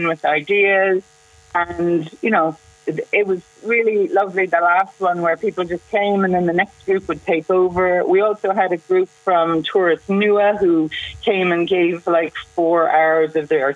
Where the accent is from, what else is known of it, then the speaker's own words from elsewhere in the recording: Kinsale, Munster, Ireland; I'm from Kinsale and I know how community-oriented we are